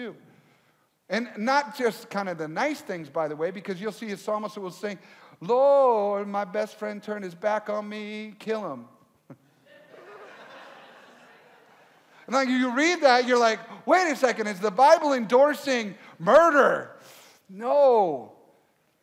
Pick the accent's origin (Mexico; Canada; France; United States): United States; Michigan; now in Minnesota, United States; I grew up originally in Michigan